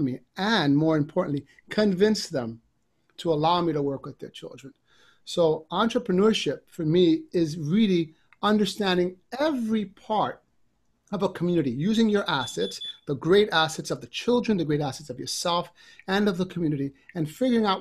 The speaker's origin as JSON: {"language": "English", "town": "New York City", "region": "New York", "country": "United States", "tie": "born or raised there", "said": "I grew up in a part of New York that was challenging to be"}